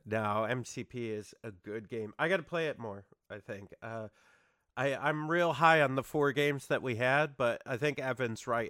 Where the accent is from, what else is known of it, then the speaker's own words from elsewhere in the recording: New York, United States; we're from New York